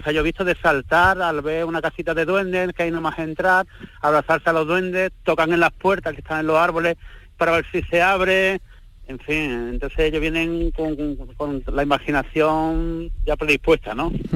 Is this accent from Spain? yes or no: yes; province of Málaga, Andalusia, Spain; ser profeta en mi tierra